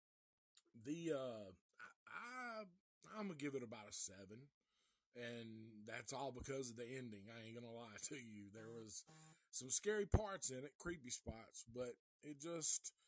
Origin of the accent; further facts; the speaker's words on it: Nashville, Tennessee, United States; I am from Nashville